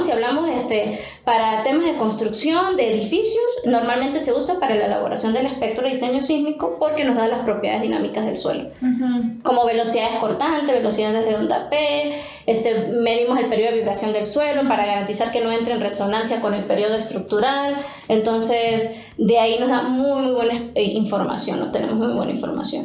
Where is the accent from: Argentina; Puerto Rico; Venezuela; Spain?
Venezuela; moved away as an adult; now in Mexico; yo soy venezolana, egresada de una universidad en Venezuela.